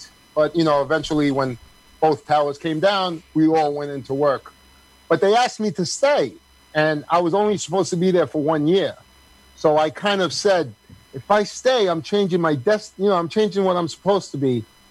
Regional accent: New York City, New York, United States; I grew up in Queens, Middle Village, Queens. I grew up in the apartments, which is right on Dry Harbor Road.

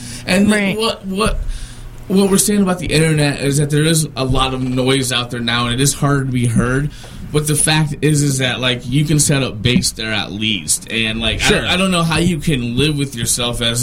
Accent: Iowa, United States; I grew up in Iowa on a farm

